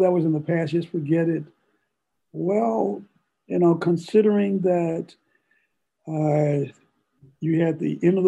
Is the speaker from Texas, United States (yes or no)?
no; St. Louis, Missouri, United States; moved away; I'm originally from St. Louis, and I lived in an all-Black neighborhood in an all-Black elementary school